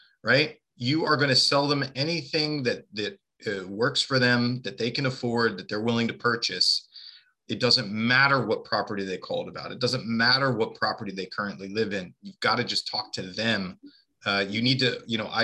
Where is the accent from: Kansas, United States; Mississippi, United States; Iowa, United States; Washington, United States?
Kansas, United States; I'm originally from Kansas